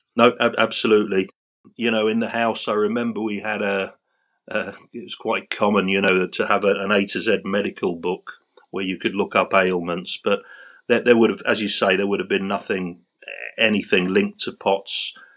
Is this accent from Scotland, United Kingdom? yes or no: no; London, United Kingdom; I grew up in central London in a, a district called Battersea, which is by the River Thames